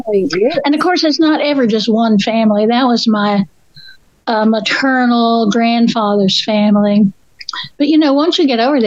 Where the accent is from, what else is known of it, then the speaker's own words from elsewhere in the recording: North Carolina mountains, United States; accent: Appalachian; my people were in Northern Ireland, but it was about 350 years ago. So, no, I'm from North Carolina, up in the mountains."